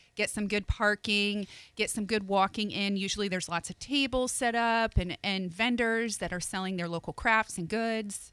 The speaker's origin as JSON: {"language": "English", "region": "Northeast", "country": "United States", "moved": "yes", "lives_now": "Pensacola, United States", "said": "being from the Northeast, hockey is a way of life."}